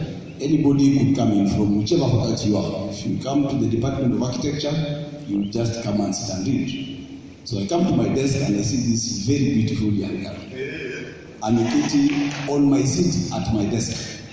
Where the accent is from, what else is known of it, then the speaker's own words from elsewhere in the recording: Tanzania; now in Nairobi, Kenya; How did I grow up? I grew up in Shanks. I was born in Tanzania. So I came to Nairobi in 1985.